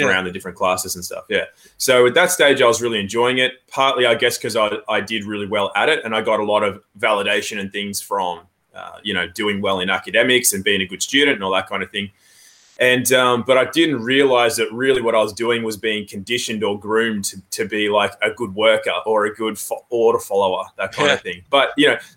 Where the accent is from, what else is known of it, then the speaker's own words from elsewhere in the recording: Australia; also born or lived in England; I was born in England, actually, and then moved to Australia when I was 8 months old, went through public schooling